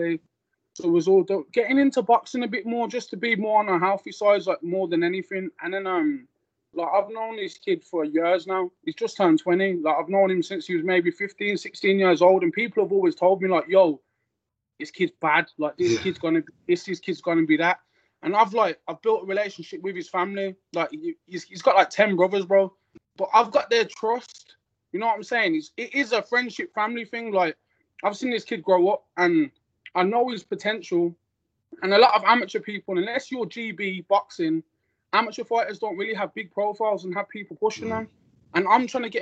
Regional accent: Birmingham, West Midlands, United Kingdom; I'm from Small Heath

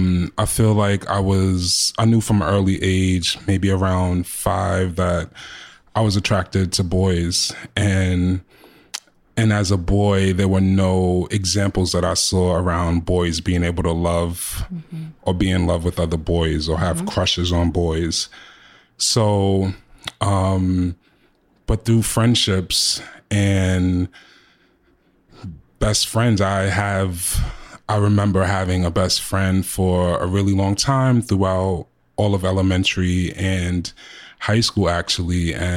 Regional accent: Queens, New York, United States; I grew up in Jamaica, Queens

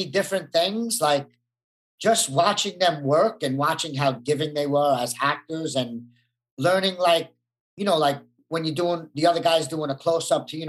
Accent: Brooklyn, New York, United States; growing up in Brooklyn, you need an ego and an image, and you got to be a tough guy, or else, you know, you'll get taken advantage of.

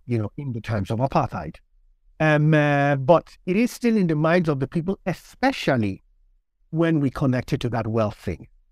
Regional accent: Lagos, Nigeria; moved away as an adult; also born or lived in Warsaw, Poland; now in United Kingdom; I grew up in Nigeria. Um, I was born to a Nigerian father and a Polish mother. Uh, so I lived in Lagos for the first seventeen years of my life

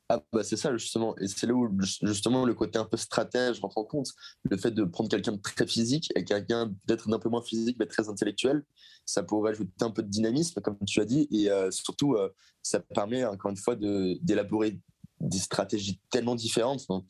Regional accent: Seine-et-Marne, Île-de-France, France; je suis originaire de Seine-et-Marne, dans le 77

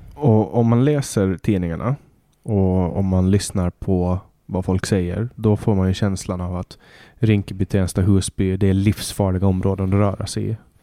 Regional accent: Åland Islands; moved away as an adult; now in Stockholm, Sweden; hemma på Åland

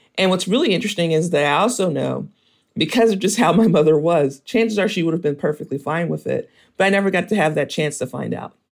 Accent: Mississippi, United States; moved away; also born or lived in Memphis, Tennessee; I was born in Mississippi, and then I kinda spent most of my childhood going between Mississippi and Tennessee

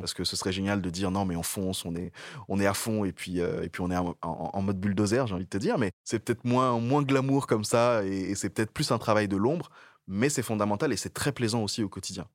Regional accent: Niger; moved away as an adult; also born or lived in Togo; now in France; je suis né au Togo, j'ai grandi au Niger et je suis arrivé en France pour faire mes études

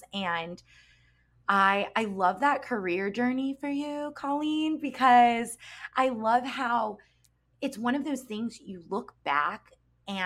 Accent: Alpharetta, Georgia, United States; born or raised there; moved away

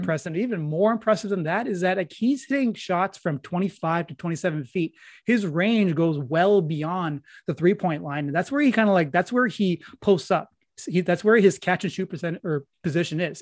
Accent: Peterborough, Ontario, Canada; my hometown of Peterborough

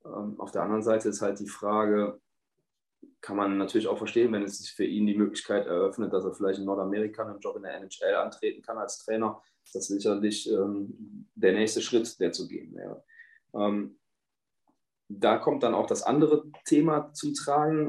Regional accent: Rhineland, Germany; bei uns im Rheinland

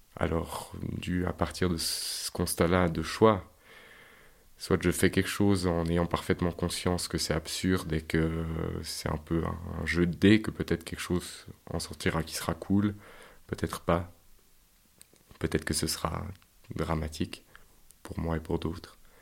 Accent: Yverdon-les-Bains, Vaud, Switzerland; Je suis né à Yverdon, euh, dans une famille euh, d'ouvriers, tout ce qu'il y a plus normal

